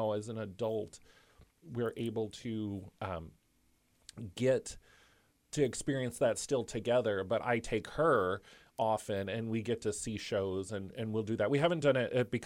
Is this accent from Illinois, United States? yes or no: yes; Chicago, Illinois, United States; moved away as an adult; now in Muncie, United States; Growing up in Chicago